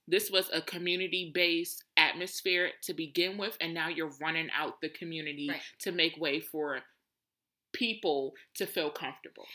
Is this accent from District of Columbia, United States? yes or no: yes; Washington, District of Columbia, United States; I was born and raised in Southeast